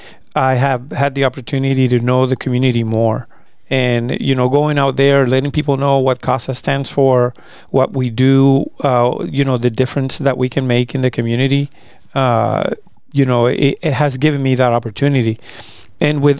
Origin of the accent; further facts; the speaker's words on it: Puerto Rico; moved away as an adult; also born or lived in Abilene, Texas / Italy; now in Fort Worth, United States; I'm originally from Puerto Rico